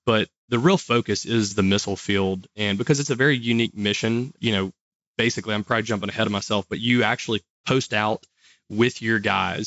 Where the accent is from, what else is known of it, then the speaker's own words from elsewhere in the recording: Monroe, Louisiana, United States; I'm from Louisiana. You probably can't tell by the accent, and I get that a lot, but I was born in Monroe, which is the northeast part of Louisiana. Graduated from high school here